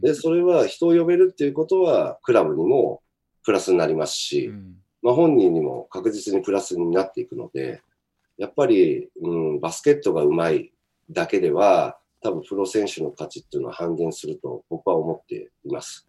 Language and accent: Japanese; Ageo, Saitama, Japan; also born or lived in Tokyo; now in Sapporo, Japan; 僕、埼玉出身で、まあ東京にもずっと、まあトヨタの時いたんですけど